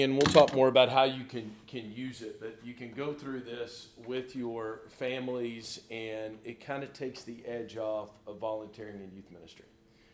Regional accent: Lubbock, Texas, United States; I'm from Lubbock, Texas

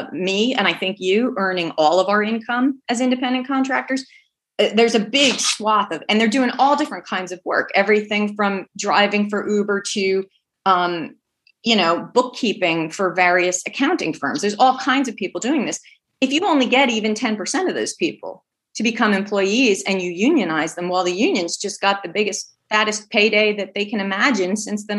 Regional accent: New Jersey, United States; I grew up in a union household. My parents were public school teachers here in New Jersey

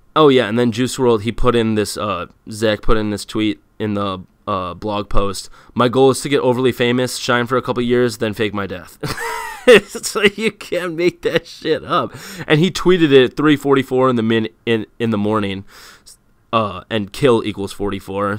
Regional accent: United States; I'm an American

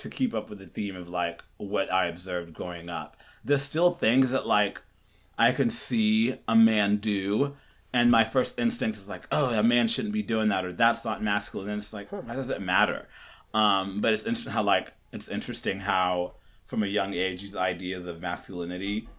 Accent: Kenya; I was born in Kenya, and so I lived in Kenya, which is a very, almost just like men are supposed to be this and this. And I grew up on a farm kind of.

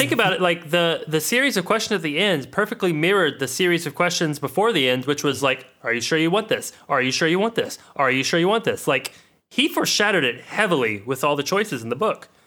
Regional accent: United States; we're American

